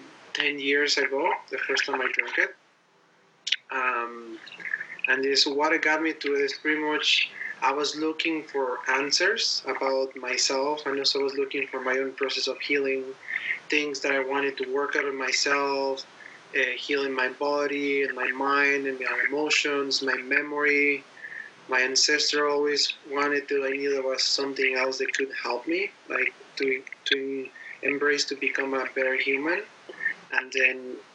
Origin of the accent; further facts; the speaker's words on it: Mexico; I'm from Mexico originally